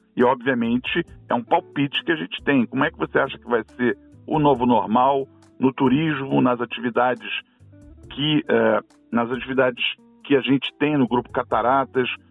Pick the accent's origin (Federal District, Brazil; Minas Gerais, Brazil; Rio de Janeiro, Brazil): Rio de Janeiro, Brazil; como carioca apaixonado que sou pela cidade